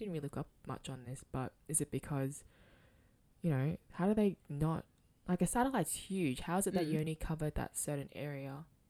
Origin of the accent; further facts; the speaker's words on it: Australia; as an Australian